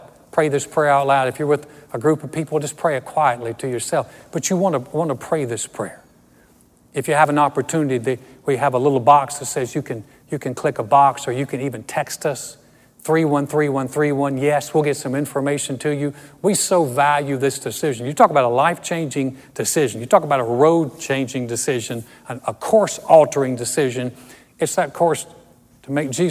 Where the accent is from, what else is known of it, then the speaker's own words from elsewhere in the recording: Greensboro, North Carolina, United States; moved away; My dad had a business back in my hometown of Greensboro, North Carolina